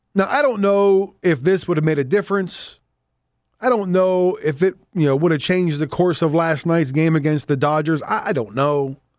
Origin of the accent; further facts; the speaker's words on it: Southwest Pennsylvania, United States; accent: Johnstown; I have that accent. That's how I guess where I grew up. I grew up in Southwest Pennsylvania